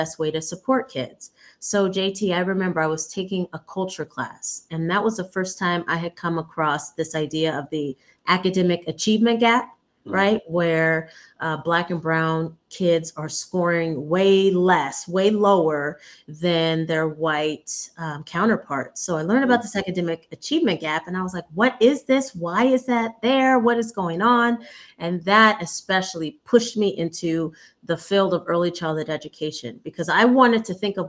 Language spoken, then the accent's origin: English; Fresno, California, United States; also born or lived in Compton / Los Angeles; now in Sacramento, United States; I'm actually originally from Fresno, but if we took it way, way back, I was born in Compton. But as an infant, we moved to Fresno, and then that's where I'm from.